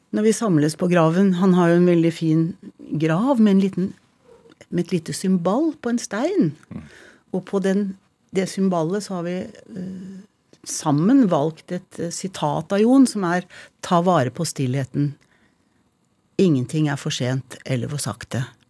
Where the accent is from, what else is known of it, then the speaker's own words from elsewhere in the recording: Tønsberg, Vestfold, Norway; also born or lived in Montreal, Canada / Tjøme; Jeg er født i Canada, i Montreal, hvor jeg og søstrene mine ble født. Bodde der til jeg var fem, og så flyttet vi til Tønsberg. Jeg bodde egentlig lengst i Tønsberg. Regner meg liksom som Tønsberg-jente, da.